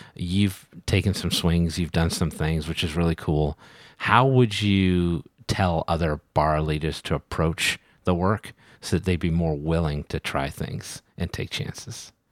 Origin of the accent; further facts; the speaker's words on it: New England, United States; I'm from New England